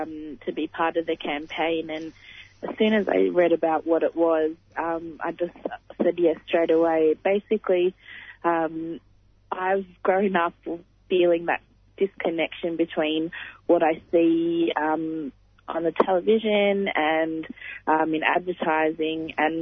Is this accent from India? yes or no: yes; India; I'm a Indian Muslim woman.